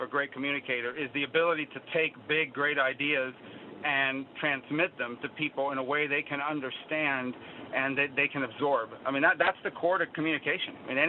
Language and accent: English; United States; You know, I grew up in Ronald Reagan's America. I was in fourth grade when he sworn in for the first time.